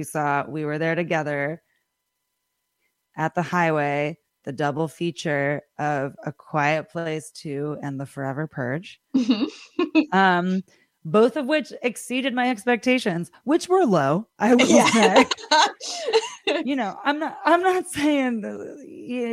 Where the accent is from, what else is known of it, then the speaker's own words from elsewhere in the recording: Millerton, New York, United States; I grew up in Millerton and going to the movie house, and it's very dear to me